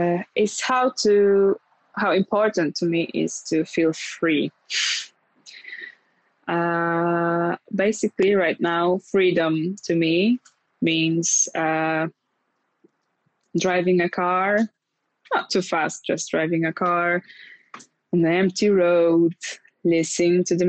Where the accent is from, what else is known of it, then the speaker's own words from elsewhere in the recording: Lublin, Lublin Voivodeship, Poland; now in Warsaw, Poland; my hometown is the place, and the place that's always in my heart is Lublin.